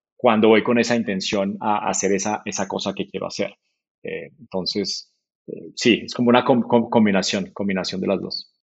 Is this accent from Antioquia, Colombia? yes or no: no; Manizales, Caldas, Colombia; moved away as an adult; also born or lived in Santiago, Chile / Silicon Valley; soy de Colombia, estoy en Silicon Valley por, por tres, cuatro meses